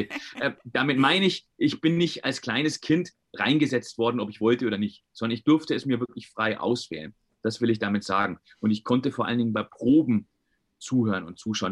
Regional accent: Bayreuth, Bavaria, Germany; also born or lived in Carinthia, Austria; Geboren bin ich allerdings, wenn man der Geburtsurkunde glauben mag, in der Kulmbacher Straße

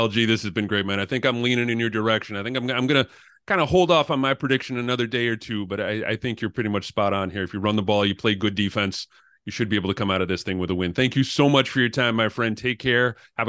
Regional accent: New England, United States; I grew up in New England.

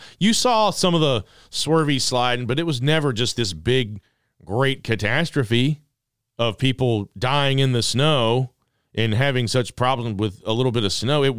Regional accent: Social Circle, Georgia, United States; also born or lived in Atlanta; I was born in Atlanta. I'm as Atlanta as it gets. You know, born there, lived there for a little bit as a tiny tot, then moved on to social circle and other parts unknown.

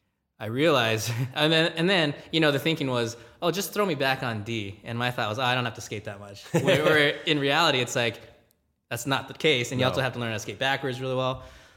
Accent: Gardena, California, United States; Yeah, so I grew up in Gardena, California. Even though it's, I guess, technically LA County

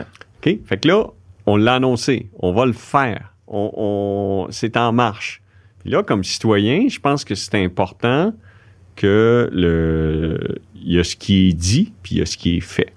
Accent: Quebec City, Quebec, Canada; je viens de Québec

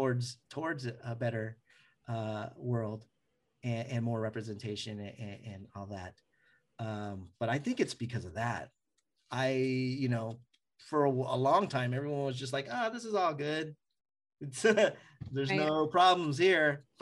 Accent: Philippines; you know, I'm Filipino, so I gotta go to Tita's kitchenette and get so food.

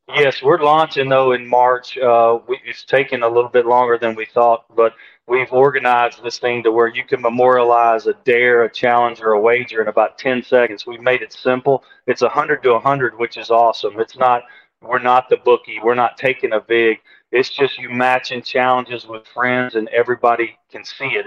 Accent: Shreveport, Louisiana, United States; my hometown of Shreveport

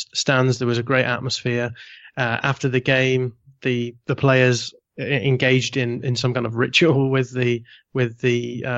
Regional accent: United Kingdom; I am British

